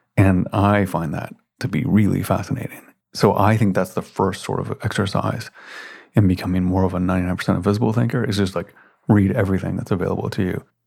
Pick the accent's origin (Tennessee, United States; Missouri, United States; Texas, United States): Tennessee, United States; Memphis; moved away; I spent a lot of time growing up in Memphis, Tennessee